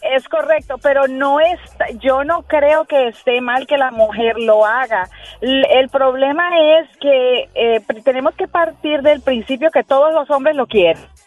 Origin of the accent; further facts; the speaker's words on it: Colombia; now in Puerto Rico; yo soy colombiana